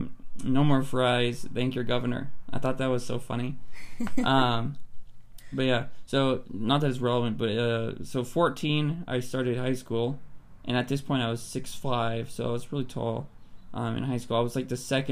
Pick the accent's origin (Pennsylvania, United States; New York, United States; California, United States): California, United States; Palmdale; I grew up in Palmdale, California